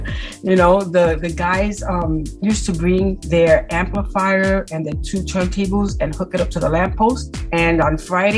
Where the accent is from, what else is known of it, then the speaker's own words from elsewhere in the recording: New York City, New York, United States; I grew up in Spanish Harlem. Mm-hmm. I came from my family's from Puerto Rico, and you know, we lived in Spanish Harlem. So I mean, during those times, it wasn't the best neighborhood